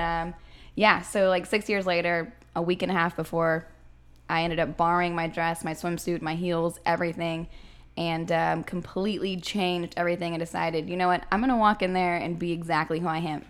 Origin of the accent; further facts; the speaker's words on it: Corpus Christi, Texas, United States; I'm from Corpus Christi, so South Texas